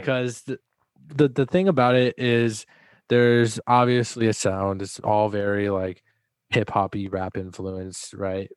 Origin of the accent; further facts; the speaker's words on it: Texas, United States; also born or lived in Dallas; I was born in Texas, and when I lived in Dallas